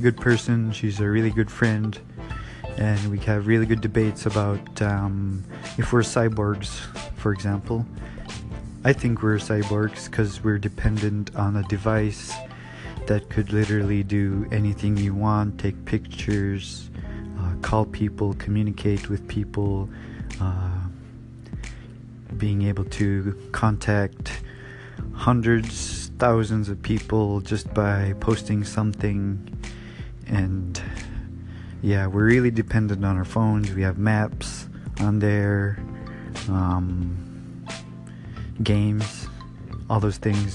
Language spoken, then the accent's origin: English; Tuntutuliak, Alaska, United States; moved away as an adult; also born or lived in Bethel; now in Anchorage, United States; I was born in Anchorage, and I was raised in Tuntutuliak, Tunt. And I went to high school there.